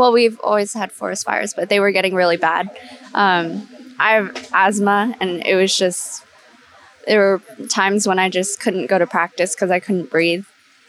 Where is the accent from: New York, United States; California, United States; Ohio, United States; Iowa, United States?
California, United States; Roseville; I'm from Roseville.